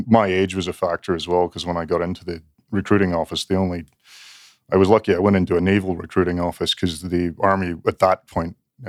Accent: Canada; Because I grew up in Canada and it didn't seem realistic, really.

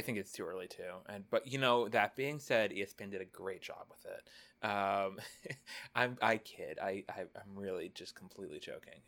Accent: United States; I as an American

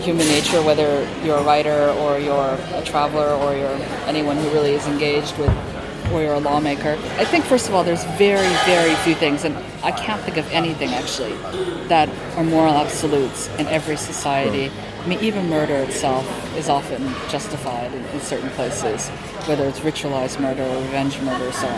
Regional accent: Hawaii, United States; when I was growing up in Hawaii

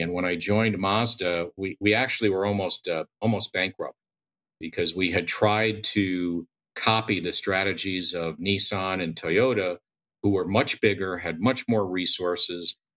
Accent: United States; I grew up in the New York, New Jersey area.

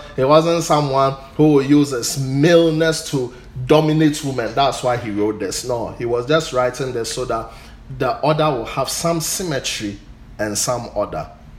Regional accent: Ghana; I'm a Ghanaian

